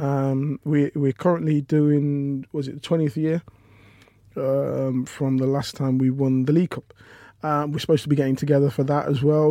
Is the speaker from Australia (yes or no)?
no; Leicester, East Midlands, United Kingdom; I'm from Leicester